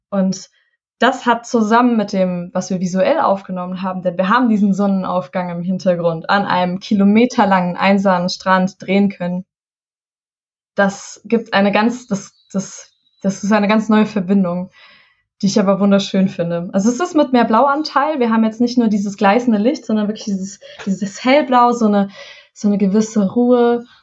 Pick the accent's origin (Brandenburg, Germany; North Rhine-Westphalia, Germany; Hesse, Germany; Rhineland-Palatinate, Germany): Hesse, Germany; Und ich komme aus dem Taunus, aus Hessen. Wir haben diesen wunderschönen Wald vor der Haustür und ich bin im Wald groß geworden.